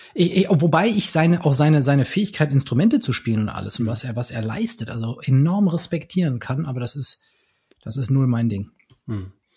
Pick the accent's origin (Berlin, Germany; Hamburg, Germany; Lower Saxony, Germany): Berlin, Germany; in meiner Heimatstadt Berlin